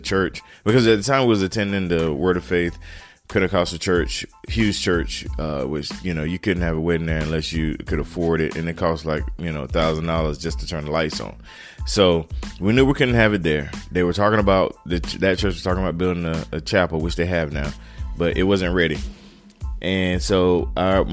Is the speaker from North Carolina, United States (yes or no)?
yes; Turkey, North Carolina, United States; moved away as an adult; now in Greenville, South Carolina, United States; from a little town called Turkey, North Carolina